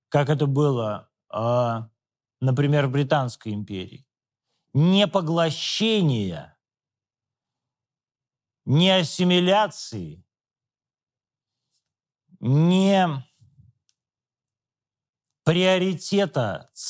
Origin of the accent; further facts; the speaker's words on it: Moscow, Russia; born there; also born or lived in Western Ukraine; Я не родился на Украине, родился в Москве. И сейчас живу в Москве.